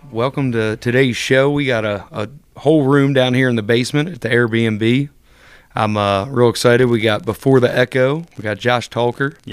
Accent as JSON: {"language": "English", "region": "Maryland", "country": "United States", "tie": "born or raised there", "lives_now": "Kentucky, United States", "said": "I've been coming here since I was a kid. Uh, I grew up in Maryland, so I've been coming to the show since I was little"}